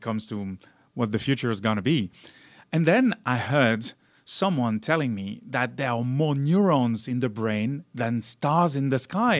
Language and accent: English; south of France near Avignon, Provence-Alpes-Côte d'Azur, France; moved away as an adult; also born or lived in Valence, France / Marseille, France / Cincinnati, United States; I was born in Valence, which is more or less in the middle of France, but, uh, really grew up in the south of France near Avignon.